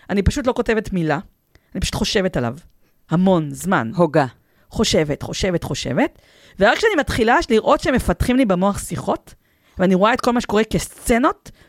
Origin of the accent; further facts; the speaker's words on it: Petah Tikva, Central District, Israel; אני, אני פתח תקוואית.